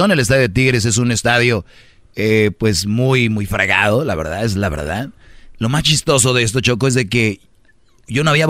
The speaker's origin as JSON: {"language": "Spanish", "town": "Jiquilpan", "region": "Michoacán", "country": "Mexico", "moved": "yes", "lives_now": "United States", "said": "Yo soy de Michoacán, ¿eh? de los que agarramos el camioncito ahí de Morelia"}